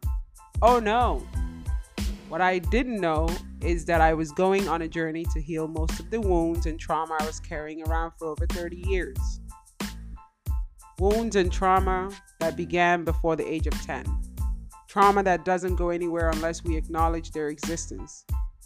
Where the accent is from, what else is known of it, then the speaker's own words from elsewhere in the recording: Nigeria; also born or lived in Spain; now in United States; I was born in Nigeria, lived in Spain, and moved to the United States in 1997.